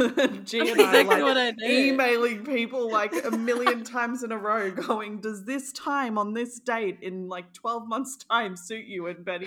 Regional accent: New Zealand; I'm from New Zealand

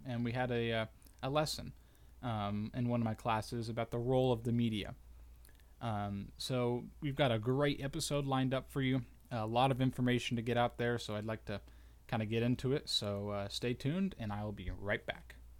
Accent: United States; as good American citizens

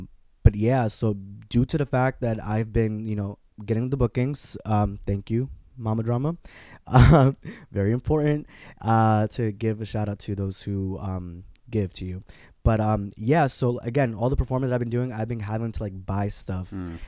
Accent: Newburgh, New York, United States; Oh, I'm from right here, Newburgh, New York.

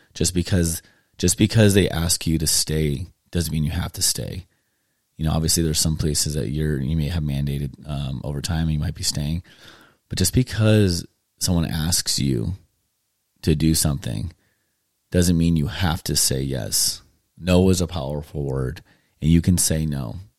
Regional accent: California, United States; moved away as an adult; now in Tennessee, United States; growing up in California. I lived there for, um, thirty, almost thirty-eight years now. And, um, my family and I decided to, um, move to Tennessee and start over

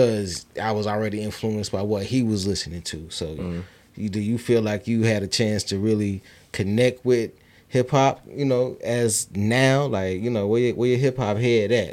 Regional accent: Bishopville, South Carolina, United States; I'm from Bishopville

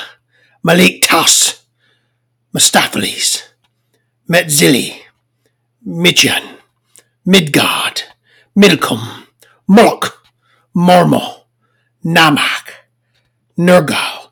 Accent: the South, United States; I'm from the South. I can't pronounce things.

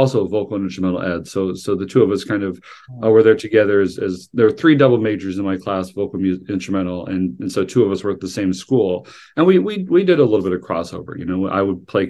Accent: a suburb of Des Moines, Iowa, United States; moved away as an adult; also born or lived in Korea / Northfield, Minnesota / Minneapolis, Minnesota; now in Los Angeles, United States; I was born in Korea, adopted at the age of 4 months, grew up in Iowa, a suburb of Des Moines

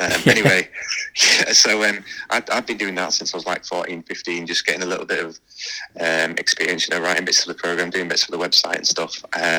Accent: Leeds, Yorkshire and the Humber, United Kingdom; I just say Haas because I'm from Leeds.

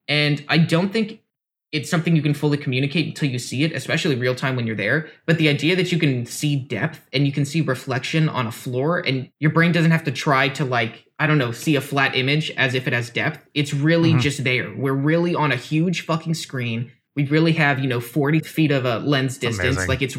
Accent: United States; We should also caveat that we're American.

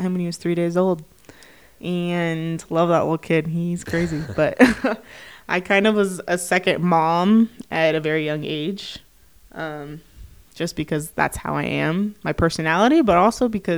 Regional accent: Tempe, Arizona, United States; moved away as an adult; also born or lived in Mesa, Arizona; now in Provo, United States; Grew up in Tempe, Arizona, born in Mesa, Arizona. Lived there all my life

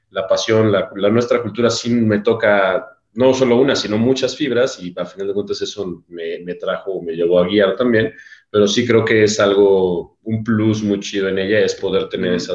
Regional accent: Mexico; Y yo como guía mexicano que no he visitado todavía Europa

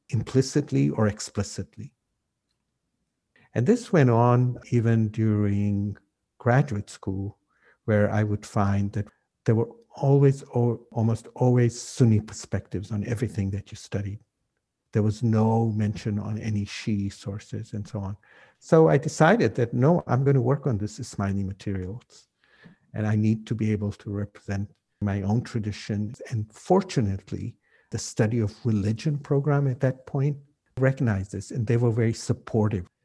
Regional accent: Kenya; Oh, I'm from Kenya. And no, you can't be Kenyan. You know, you, you don't look African. And then when I'd say, Well, you know, in, in Kenya, there are people from different parts of the world. And my family's been there for 200 years.

